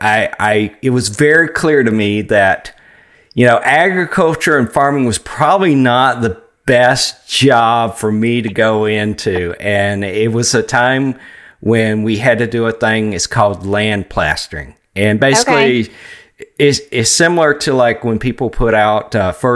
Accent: Georgia, United States; where I grew up in Georgia

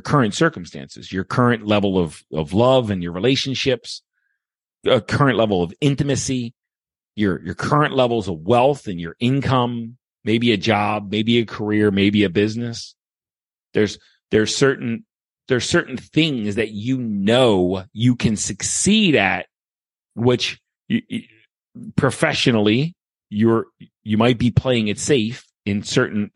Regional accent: Baltimore, Maryland, United States; also born or lived in Okinawa, Japan; now in St. Charles, Missouri, United States; I was from Baltimore

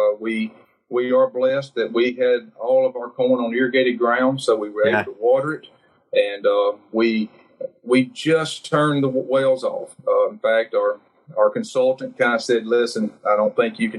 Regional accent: Northeast Louisiana, United States; I'm a farmer from Northeast Louisiana

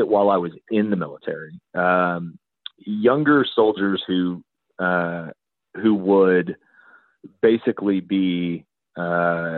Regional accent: Texas, United States; as a Texan

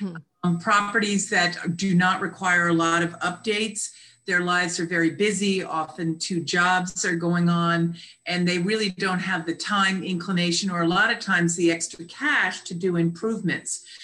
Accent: Connecticut, United States; now in Annapolis, United States; I'm originally from Connecticut area

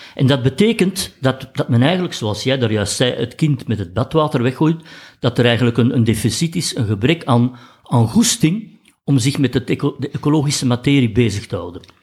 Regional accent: Flanders, Belgium; wij als Belgen ook met, met ons land geen, geen emotionele band hebben

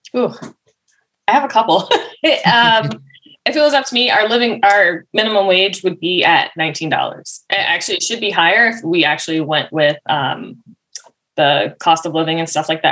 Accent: Massachusetts, United States; moved away as an adult; now in Warwick, United States; I'm from originally from Massachusetts

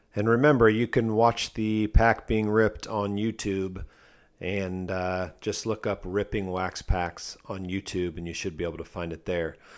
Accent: Akron, Ohio, United States; moved away; also born or lived in Cincinnati, Ohio; I'm from the Akron, Ohio area

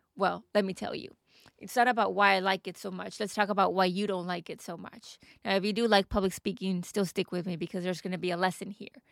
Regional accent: Texas, United States; moved away as an adult; also born or lived in Dubai; now in United Kingdom; I am from Texas and we get beautiful sunny weather year round

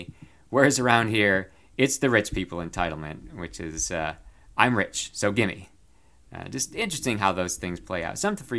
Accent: Binghamton, New York, United States; moved away as an adult; now in Loudoun County, United States; where I grew up in Binghamton

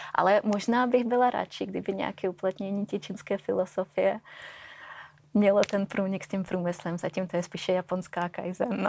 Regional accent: Russia; also born or lived in Finland / Sweden / Belgium; now in Czech Republic; Já pocházím z Ruska

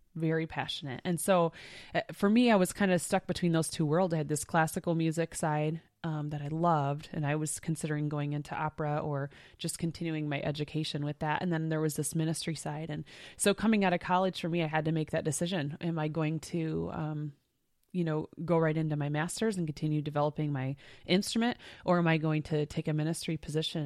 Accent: Michigan, United States; And we're two sisters. We grew up in Michigan.

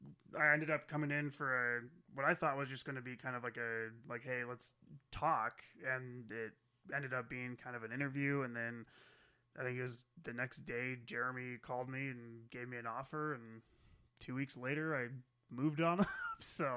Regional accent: Spokane, Washington, United States; moved away as an adult; also born or lived in Phoenix, Arizona; I'm from Spokane, and came here to visit family and stuff.

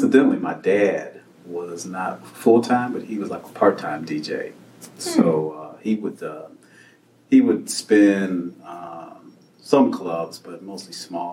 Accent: Chicago, Illinois, United States; I was born in Inglewood, south side of Chicago, 1963. I was born in Woodlawn Hospital, which has now been torn down.

